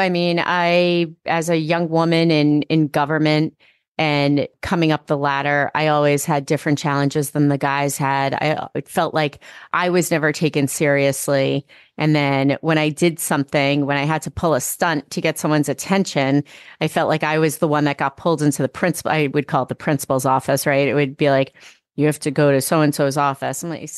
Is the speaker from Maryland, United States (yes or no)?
no; New York, United States; accent: New York; my New York accent